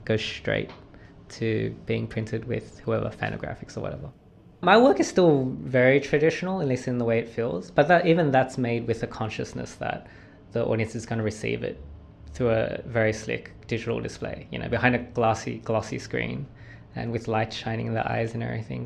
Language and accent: English; Australia; moved away as an adult; now in New York, United States; I've come back home to my hometown